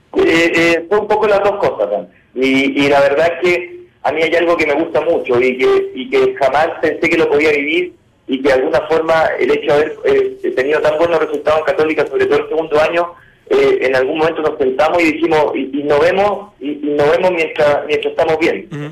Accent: Chile; moved away as an adult; now in Peru; los técnicos chilenos

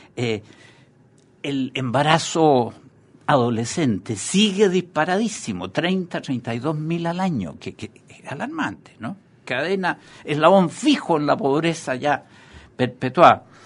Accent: Chile; tenemos como sociedad chilena

